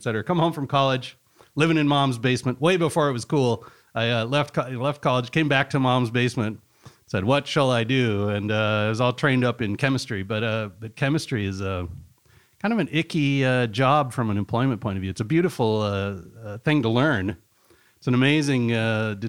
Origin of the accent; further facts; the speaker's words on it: Boulder, Colorado, United States; also born or lived in Pueblo, Colorado; I grew up in Boulder, Colorado, although I was born in Pueblo, Colorado